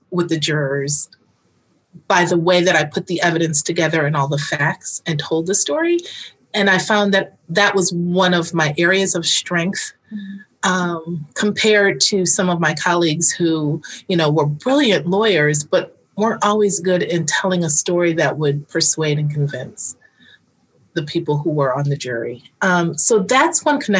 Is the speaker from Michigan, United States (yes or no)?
yes; Detroit, Michigan, United States; I grew up in Detroit